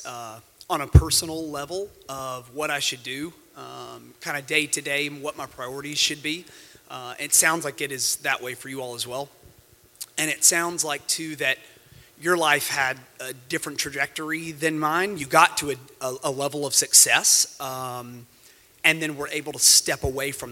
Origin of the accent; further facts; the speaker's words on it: Huntsville, Alabama, United States; now in Nashville, United States; I'm from Huntsville, Alabama